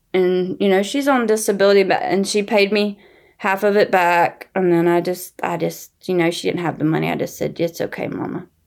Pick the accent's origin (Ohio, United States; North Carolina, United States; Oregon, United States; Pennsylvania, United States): North Carolina, United States; accent: southern; now in New York, United States; I live in New York, but I grew up in the South in North Carolina